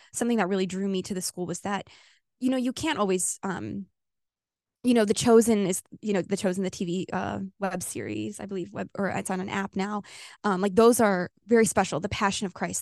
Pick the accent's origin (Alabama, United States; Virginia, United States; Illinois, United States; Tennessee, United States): Illinois, United States; moved away as an adult; now in California, United States; I'm from Illinois